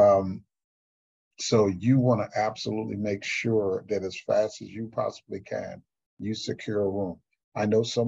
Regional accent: Houston, Texas, United States; in my hometown of Houston, Texas

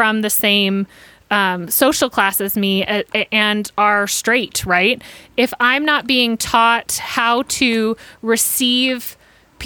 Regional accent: Atlanta, Georgia, United States; I grew up in Atlanta

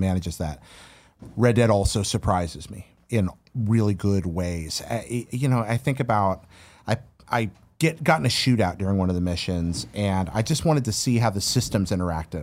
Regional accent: North Carolina, United States; where I grew up in North Carolina

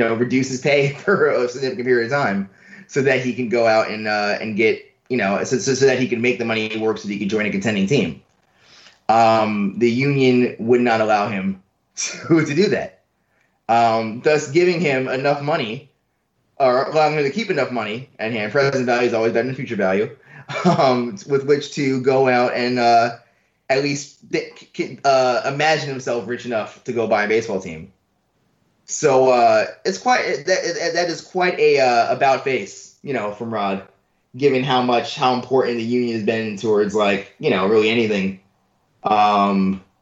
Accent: New York City, New York, United States; I grew up in New York, right? I grew up in, like, in a neighborhood in Queens

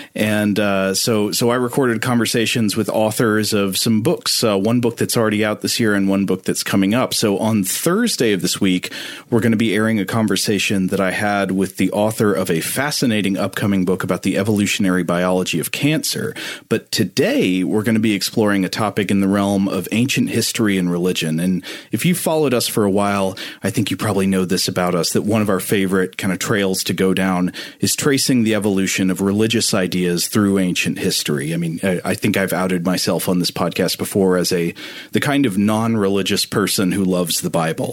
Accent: East Tennessee, United States; I grew up in East Tennessee, surrounded by a lot of fundamentalist Christianity.

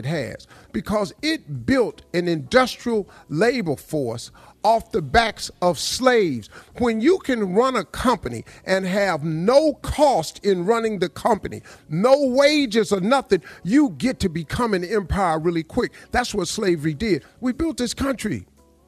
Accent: Welch, West Virginia, United States; I grew up in Welch, West Virginia

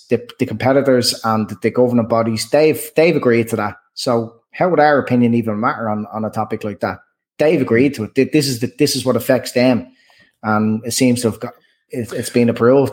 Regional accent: Dublin, Leinster, Ireland; growing up in Dublin

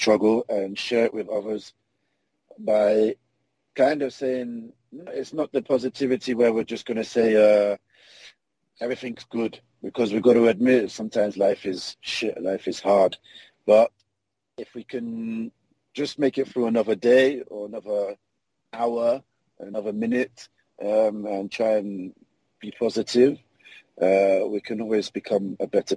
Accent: London, United Kingdom; moved away; also born or lived in Grimsby, England; born in London, in South London, in a little place, a town called Peckham. So, I lived there most of my life.

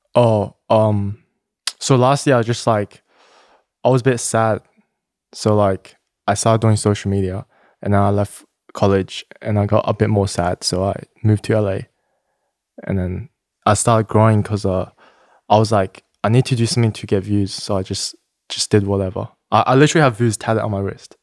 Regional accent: Sydney, New South Wales, Australia; moved away as an adult; now in Los Angeles, United States; I'm, I'm from Sydney, I, I was born in Sydney, Australia.

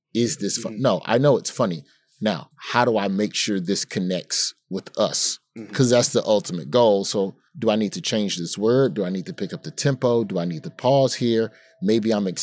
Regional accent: United States

